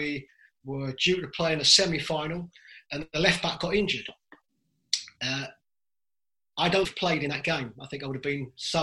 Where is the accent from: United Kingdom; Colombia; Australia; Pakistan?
United Kingdom; London; I was brought up in East London with a Ghanaian father, an Irish mother